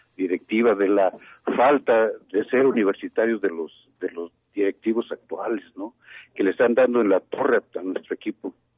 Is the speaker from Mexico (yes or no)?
yes; Tacuba, Mexico City, Mexico; Soy originario del pueblo de Tacuba